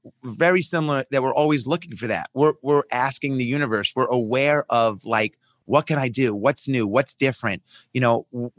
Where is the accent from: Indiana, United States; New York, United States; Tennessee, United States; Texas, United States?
New York, United States; Roslyn; born or raised there